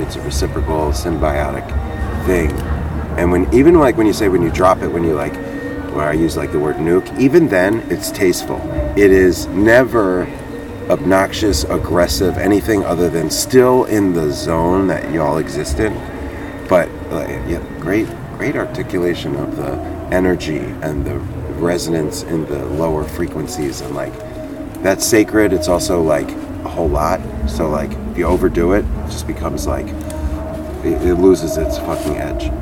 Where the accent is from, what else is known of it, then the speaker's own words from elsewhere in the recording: Philadelphia, Pennsylvania, United States; also born or lived in New Jersey; I'm from the Philly area